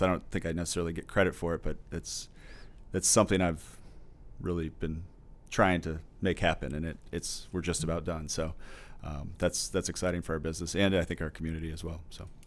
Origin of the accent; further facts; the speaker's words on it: Normal, Illinois, United States; also born or lived in Mercersburg, Pennsylvania; I was born in Normal, uh, but, uh, went to Brigham School, went to Parkside Element, or junior high, um, and then went to U High for about two years